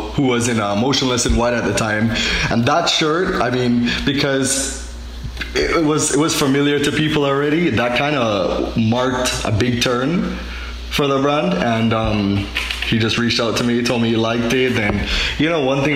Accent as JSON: {"language": "English", "country": "Jamaica", "moved": "yes", "said": "I'm from Jamaica"}